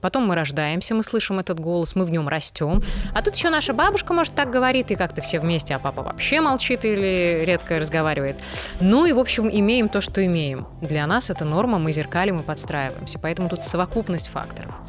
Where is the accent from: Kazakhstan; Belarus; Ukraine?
Belarus; moved away; я жила, росла и работала в Беларуси